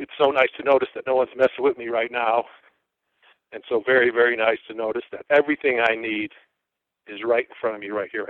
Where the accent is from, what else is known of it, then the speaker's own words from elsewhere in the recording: Chicago, Illinois, United States; I was born and raised in the Chicago area in the suburbs